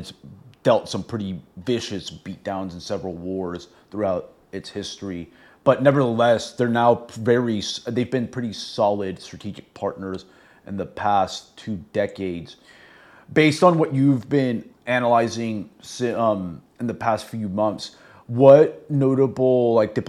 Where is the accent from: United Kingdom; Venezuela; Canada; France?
Venezuela; I'm actually from Venezuela